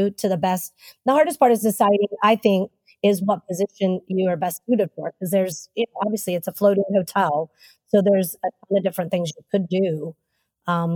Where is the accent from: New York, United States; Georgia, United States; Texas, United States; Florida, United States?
Texas, United States; moved away as an adult; I grew up in Texas